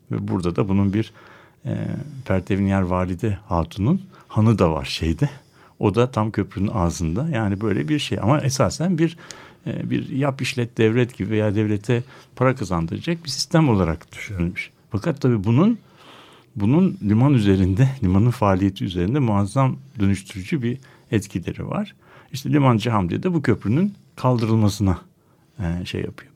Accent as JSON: {"language": "Turkish", "region": "Istanbul", "country": "Turkey", "said": "bir İstanbullu olarak"}